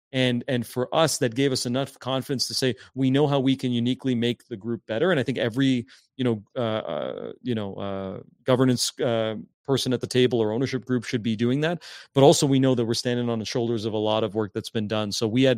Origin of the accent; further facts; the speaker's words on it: Hamilton, Ontario, Canada; growing up in Stony Creek, Hamilton area, you know, we played our CYO kind of championship games.